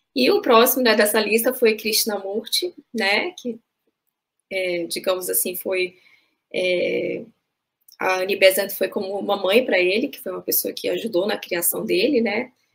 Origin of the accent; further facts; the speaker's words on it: Brasília, Federal District, Brazil; moved away; Sou de Brasília, frequentava muito a livraria que tem lá na sede da sociedade